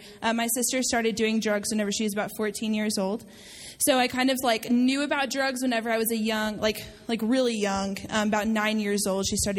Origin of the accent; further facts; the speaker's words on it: Amarillo, Texas, United States; I'm a DLA intern this year. I'm a first year. I am from Amarillo, Texas.